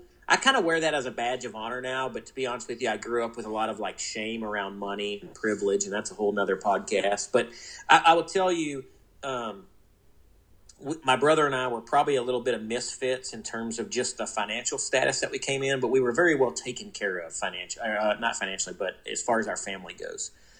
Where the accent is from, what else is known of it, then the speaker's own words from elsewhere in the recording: New Orleans, Louisiana, United States; So I grew up in New Orleans. My dad trained racehorses.